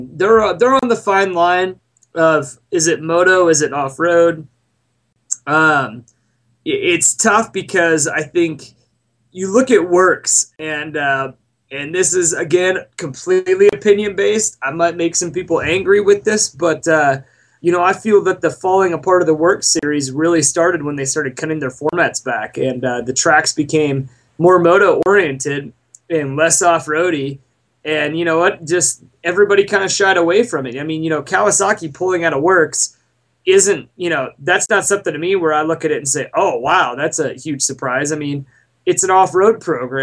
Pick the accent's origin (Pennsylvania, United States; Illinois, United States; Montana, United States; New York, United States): Montana, United States; also born or lived in Southern California; now in Idaho, United States; growing up in Montana and being out here in Idaho